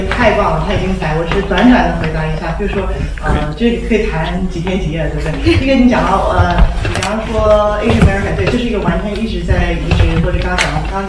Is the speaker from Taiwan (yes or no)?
yes; Taiwan; 完全不能说什么华人，谁要是华人，我是台湾人，对不对？